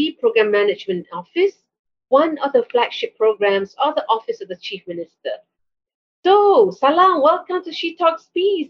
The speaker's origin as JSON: {"language": "English", "country": "Malaysia", "said": "as a Malaysian"}